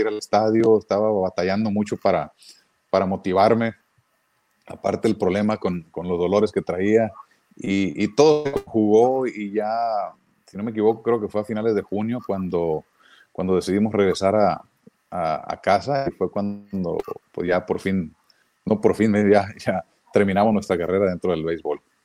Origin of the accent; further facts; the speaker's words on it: Mexico; moved away; como mexicano